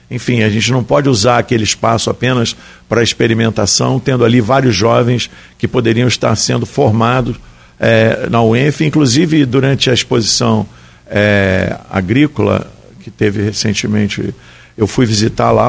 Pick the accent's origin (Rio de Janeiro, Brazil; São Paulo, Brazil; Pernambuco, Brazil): Rio de Janeiro, Brazil; Niterói; Eu sou de Niterói, né? falo que Guarulhos é Niterói